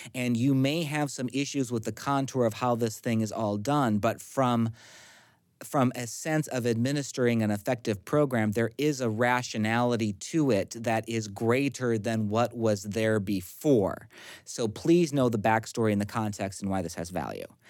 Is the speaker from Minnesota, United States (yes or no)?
yes; central Minnesota, United States; My hometown at the time had about four hundred and forty people